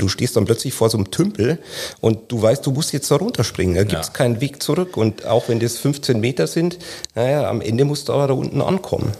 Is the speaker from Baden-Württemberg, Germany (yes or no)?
no; Lower Bavaria, Germany; in Niederbayern, wo ich herkomme